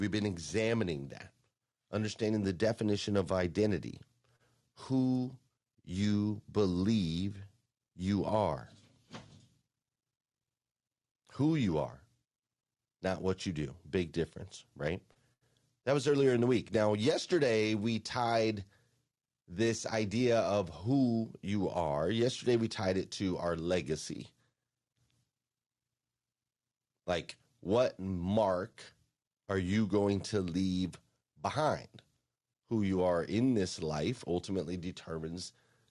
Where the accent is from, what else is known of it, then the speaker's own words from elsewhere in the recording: Kentucky, United States; I'm coming to you live from Lexington, Kentucky. That's right, my home state.